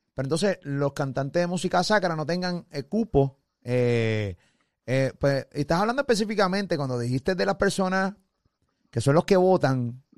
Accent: Puerto Rico; yo hablo de Puerto Rico, que soy de aquí

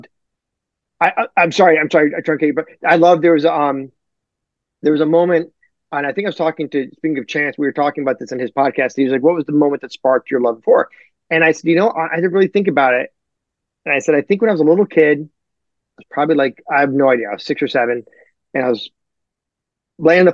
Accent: Detroit, Michigan, United States; I'm from Detroit

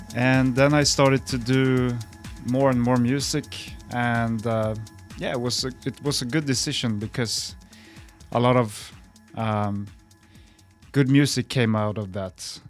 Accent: Stockholm, Stockholm County, Sweden; my hometown, Stockholm.

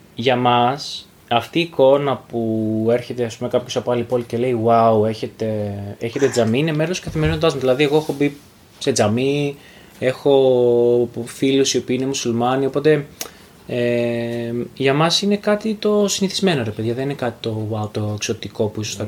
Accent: Xanthi, Eastern Macedonia and Thrace, Greece; also born or lived in Thessaloniki; εγώ γεννήθηκα και μεγάλωσα στην, ε, στην Ξάνθη

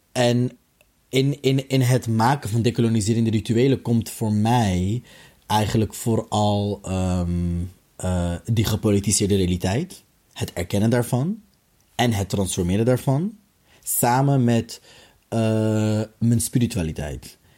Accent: The Hague, South Holland, Netherlands; geboren en getogen in Den Haag

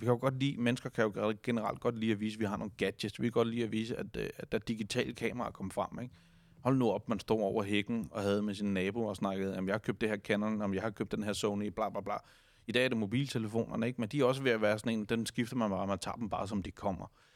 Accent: Denmark; vi som danskere

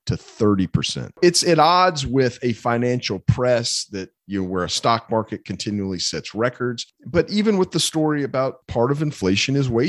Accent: North Carolina, United States; my home state of North Carolina

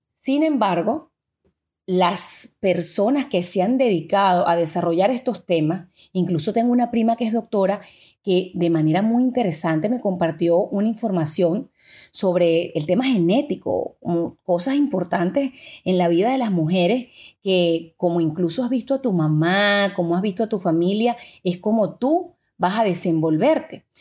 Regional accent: Venezuela; yo que soy de Venezuela

